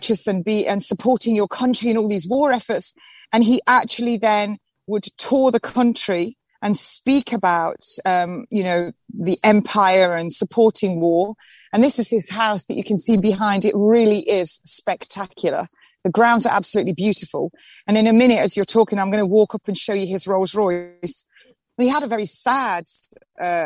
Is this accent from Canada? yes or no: no; England, United Kingdom; also born or lived in East Sussex; This is my country. I am an English rose. I was born here and I will die here